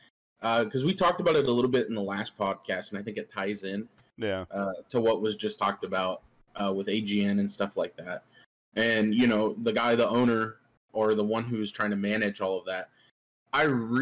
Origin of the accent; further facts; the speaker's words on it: Iowa, United States; moved away; my home state and where I'm at right now, home for the summer, is Iowa.